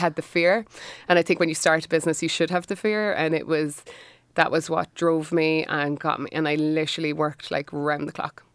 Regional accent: Cork, Munster, Ireland

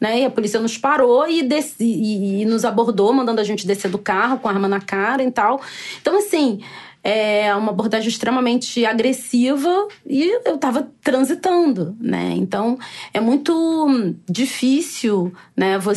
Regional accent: Rio de Janeiro, Brazil; born there; Eu nasci aqui no Rio, meus pais moram aqui no Rio desde criança, mas a minha família é de Salvador.

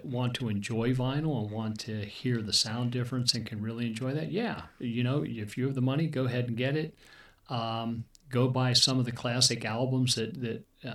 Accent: Erie, Pennsylvania, United States; I grew up in Erie, Pennsylvania

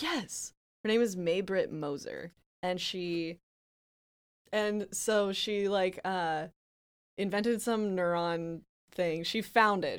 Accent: Montana, United States; moved away; I am from Montana

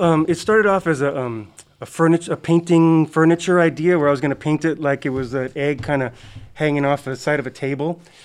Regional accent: Hawaii, United States; growing up in Hawaii

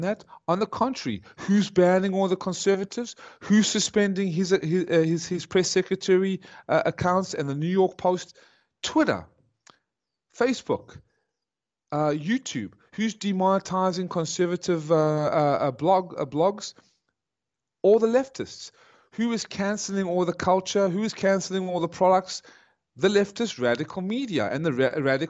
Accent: South Africa; I was born in South Africa, because they had to flee Nazi Germany

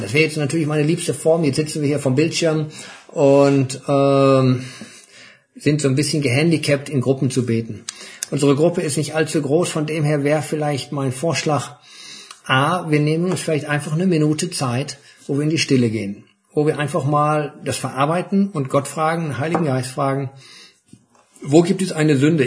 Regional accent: Germany; wir als Deutsche

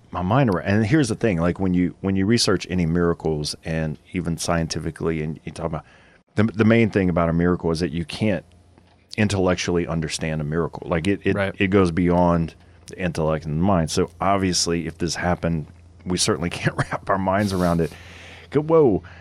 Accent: Louisiana, United States; We're from Louisiana

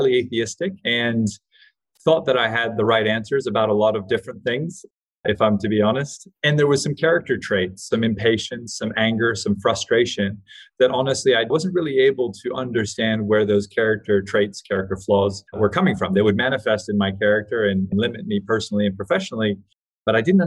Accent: Hawaii, United States; I grew up in Hawaii with really hippie alternative parents

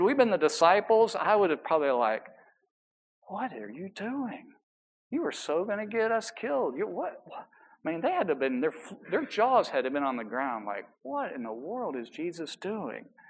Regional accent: New York City, New York, United States; I was from New York

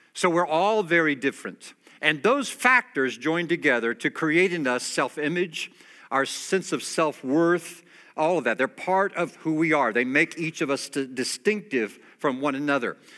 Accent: United States; I'm an American

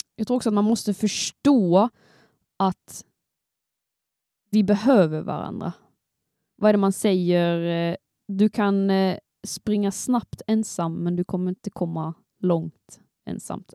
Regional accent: Skåne, Sweden; jag kommer från Skåne

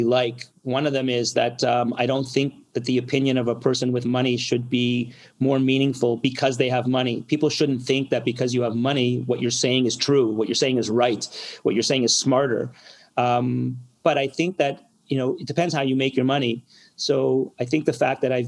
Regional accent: Montreal, Quebec, Canada; I'm a Montrealer. I'm born and bred here.

